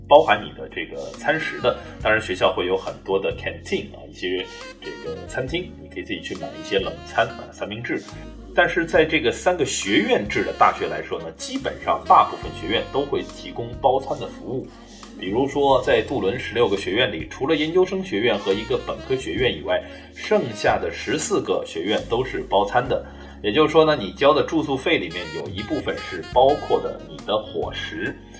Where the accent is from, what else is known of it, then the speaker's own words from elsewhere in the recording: China; 我们中国人民